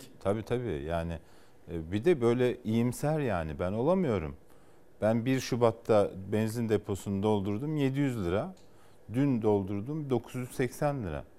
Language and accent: Turkish; Kars, Kars Province, Turkey